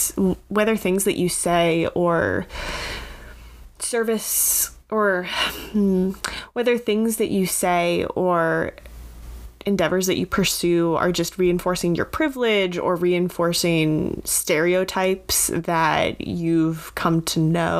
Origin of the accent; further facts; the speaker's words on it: Vermont, United States; growing up in Vermont, it's not really it's not like a hotbed of politics.